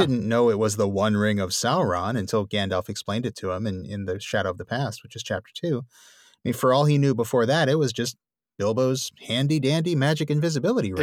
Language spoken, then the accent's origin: English; New Orleans, Louisiana, United States; my hometown of New Orleans